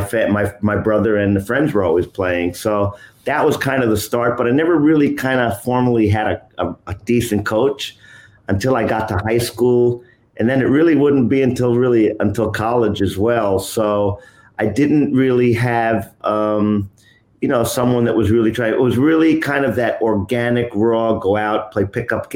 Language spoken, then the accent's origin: English; New York, United States; I'm originally from New York City, from New York, but lived upstate in New York since I was around 10 years of age